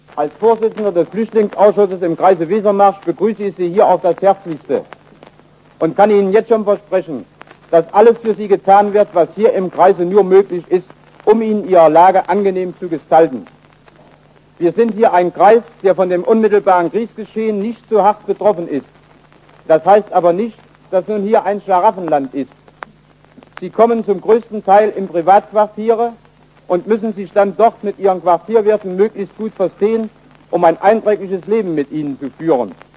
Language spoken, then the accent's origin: German; Wrocław, Lower Silesian Voivodeship, Poland; moved away as an adult; wurde nach Breslau entlassen, was meine Heimat ist